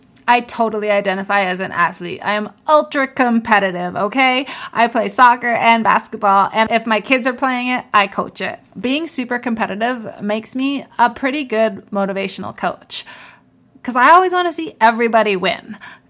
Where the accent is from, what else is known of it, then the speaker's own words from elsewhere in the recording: New York, United States; Remember when I said I was from New York? And then I said upstate New York? My very first job was on a dairy farm.